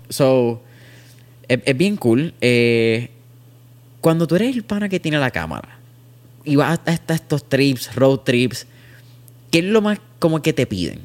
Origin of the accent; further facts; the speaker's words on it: Puerto Rico; la cultura que nosotros miramos como puertorriqueños